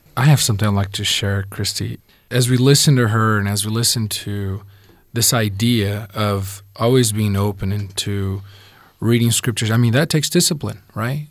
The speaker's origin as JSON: {"language": "English", "country": "Brazil", "tie": "born or raised there", "also_born_or_lived": "southern Brazil", "said": "I was born and raised in Brazil, and I was about nine when my family moved to southern Brazil"}